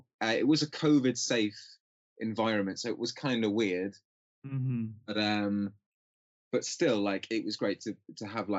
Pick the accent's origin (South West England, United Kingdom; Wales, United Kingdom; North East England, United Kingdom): North East England, United Kingdom; Newcastle upon Tyne; moved away as an adult; now in London, United Kingdom; just outside of Newcastle.